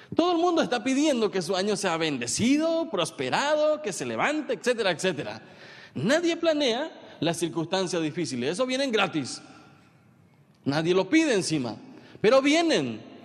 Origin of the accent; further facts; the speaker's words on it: San Pedro Department, Paraguay; yo soy de San Pedro